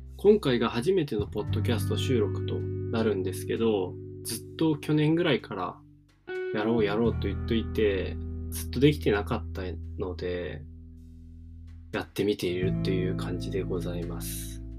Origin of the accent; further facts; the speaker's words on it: Miyazaki, Japan; moved away as an adult; now in Fukuoka, Japan; 僕は宮崎県出身でけどすごいど田舎で育ちました